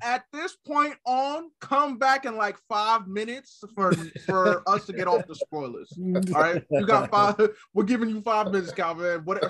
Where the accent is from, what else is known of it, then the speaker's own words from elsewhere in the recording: Newark, New Jersey, United States; now in California, United States; I live in Cali right now, but I'm from Jersey, so I'm going back home. And, you know, I'm right across the river from New York City.